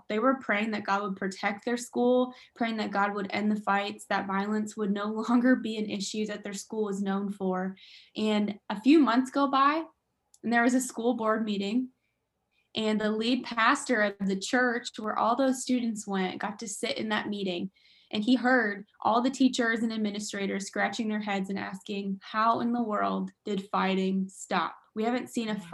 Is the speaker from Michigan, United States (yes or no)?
yes; Michigan, United States; that's where I'm originally from. I'm from Michigan.